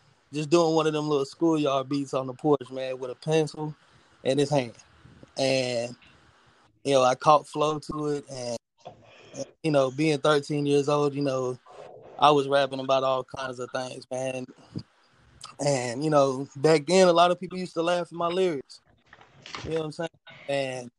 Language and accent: English; New Orleans, Louisiana, United States; also born or lived in Mississippi; I was back and forth between New Orleans, Louisiana, and Equipment, Mississippi my whole life growing up